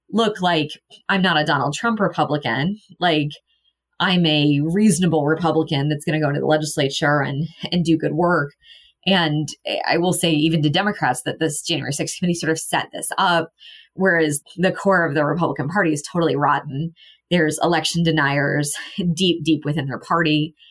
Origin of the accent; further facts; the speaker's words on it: Missouri, United States; I grew up in Missouri